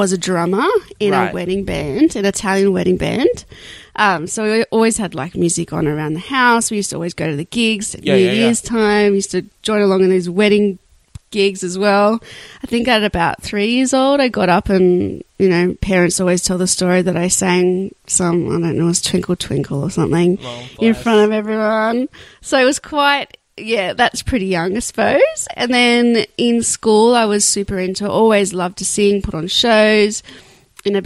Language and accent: English; Sydney, New South Wales, Australia; Sydney, city. Yeah, girl. Right. Yeah. Around like St. George area.